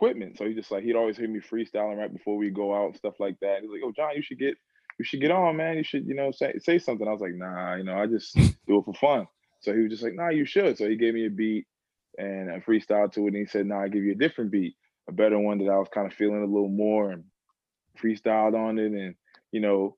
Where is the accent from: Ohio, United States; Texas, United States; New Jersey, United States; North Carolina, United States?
New Jersey, United States; Plainfield; also born or lived in Boston; I'm from Plainfield, New Jersey. That's a inner city in central Jersey.